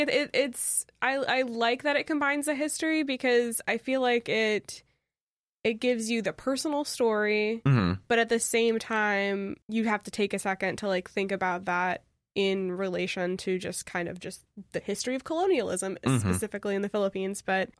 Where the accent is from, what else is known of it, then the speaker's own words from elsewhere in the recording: Louisiana, United States; I grew up in Louisiana.